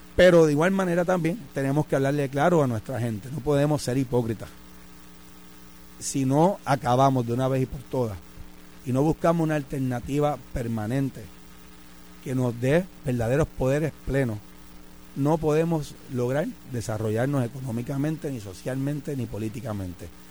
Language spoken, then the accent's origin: Spanish; Puerto Rico; de nosotros, de la sociedad puertorriqueña